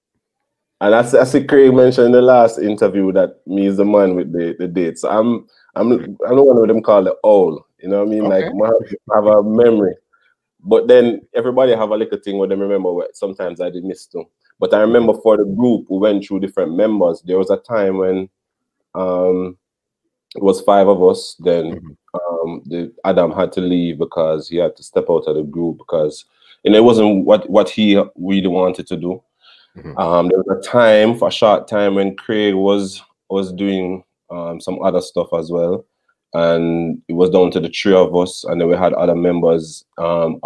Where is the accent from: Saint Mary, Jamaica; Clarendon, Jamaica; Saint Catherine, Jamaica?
Saint Catherine, Jamaica; Portmore; I come from Portmore like them